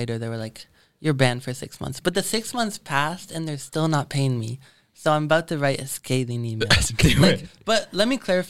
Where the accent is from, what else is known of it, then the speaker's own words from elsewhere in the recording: West Coast, United States; I grew up on the West Coast.